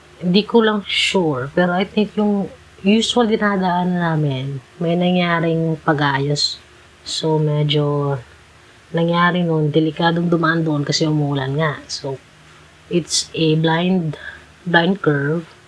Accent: Cebu City, Central Visayas, Philippines; I'm from Cebu City and Philippines

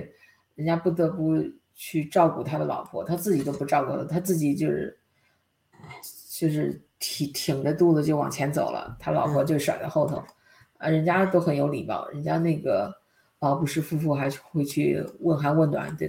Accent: North Korea; 我们朝鲜人可能朝鲜举国上下也就这些人

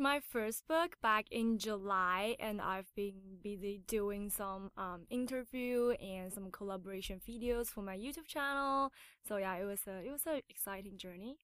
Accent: Taiwan; English is a second language; moved away; also born or lived in United States / Canada; I was born in America, but I was raised in Taiwan

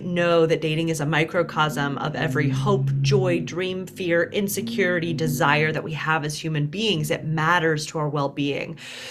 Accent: Deep South, United States; I was raised in the Deep South, which only added to the like, you're too much label.

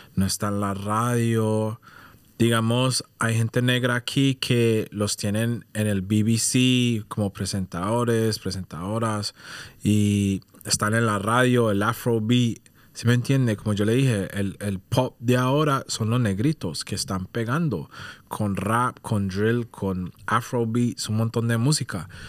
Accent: Colombia; now in United Kingdom; yo soy de Colombia

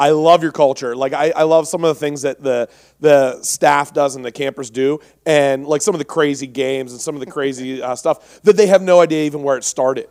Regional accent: Pittsburgh, Pennsylvania, United States; I'm from Pittsburgh, um, or around there

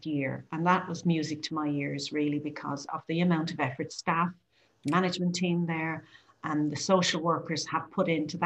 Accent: Ireland; now in United Kingdom; I am an Irish person

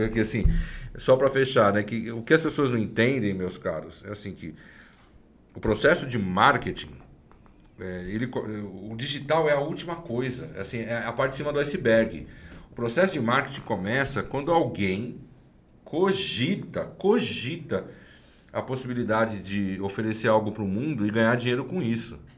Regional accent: São Paulo, Brazil; Da onde eu venho, da Zona Leste, corintiano, leonino, filho descendente italiano

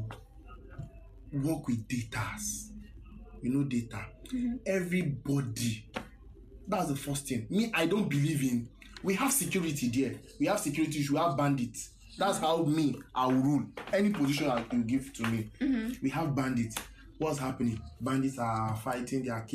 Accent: Nigeria; As a Nigerian now, you finish school

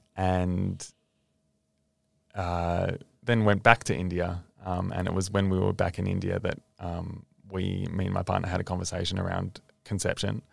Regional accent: Australia; being an Australian

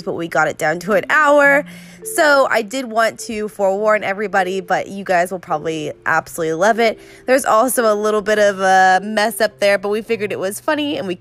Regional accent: near Austin, Texas, United States; I grew up near Austin

